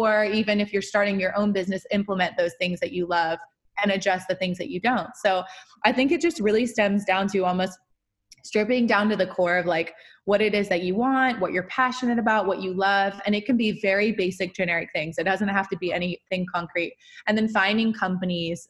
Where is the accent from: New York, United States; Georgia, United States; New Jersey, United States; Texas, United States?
Georgia, United States; moved away; I grew up like, in the suburbs of Georgia